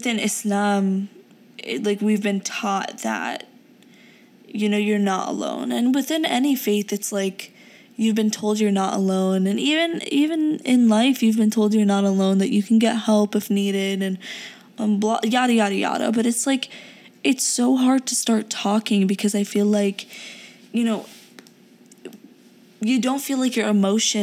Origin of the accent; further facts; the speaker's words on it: United States; English is a second language; also born or lived in Pakistan; I was born in Pakistan and moved here when I was around 6.5 to 7 years old